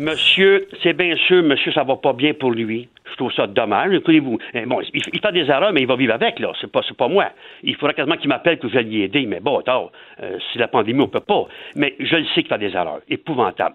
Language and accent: French; Quebec, Canada; also born or lived in Louiseville, Quebec; on est Québécois